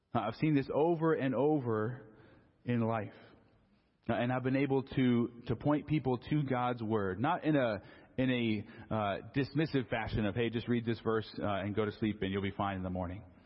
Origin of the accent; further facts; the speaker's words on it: Southern California, United States; I grew up in Southern California